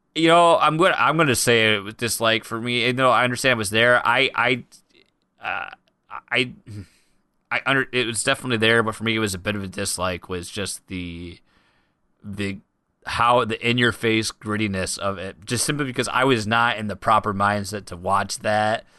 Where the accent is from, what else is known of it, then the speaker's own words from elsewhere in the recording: United States; I'm an American